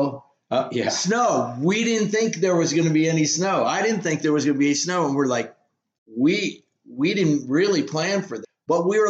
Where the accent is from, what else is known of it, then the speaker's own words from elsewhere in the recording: San Diego, California, United States; we're from San Diego.